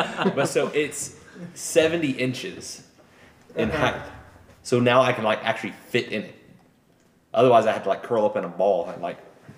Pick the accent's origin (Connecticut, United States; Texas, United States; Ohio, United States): Texas, United States; I'm from Texas.